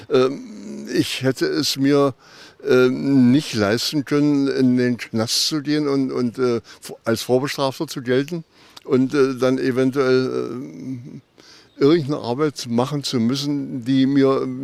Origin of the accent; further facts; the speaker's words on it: Wittenberg, Saxony-Anhalt, Germany; born there; Ich bin in Wittenberg geboren am 24. März 1933, äh, im Augenblick also 90 Jahre alt.